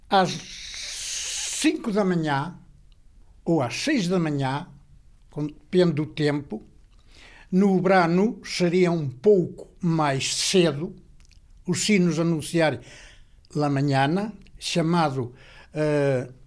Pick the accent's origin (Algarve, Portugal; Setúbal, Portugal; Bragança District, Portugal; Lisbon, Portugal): Bragança District, Portugal; Freixiosa; Eh, nascido e criado em Freixiosa de Vila Sada Braciosa, Miranda do Douro.